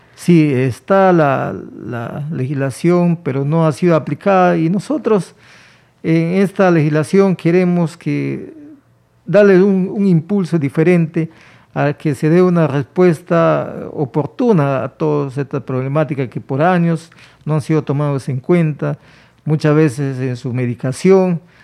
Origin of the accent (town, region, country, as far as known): Peru